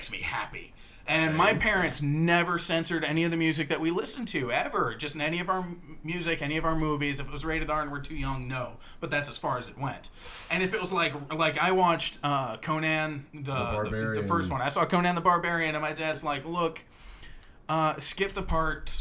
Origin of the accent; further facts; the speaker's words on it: Eastern North Carolina, United States; I'm growing up in the South. I'm surrounded by Southern Baptists